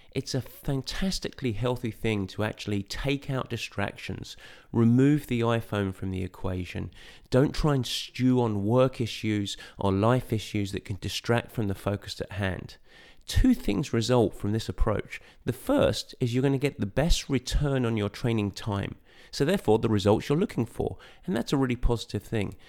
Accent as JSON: {"language": "English", "town": "Southend-on-Sea", "region": "East of England", "country": "United Kingdom", "tie": "born or raised there", "moved": "as an adult", "lives_now": "United States", "said": "my journey started in a town just outside of London called Southend in Essex."}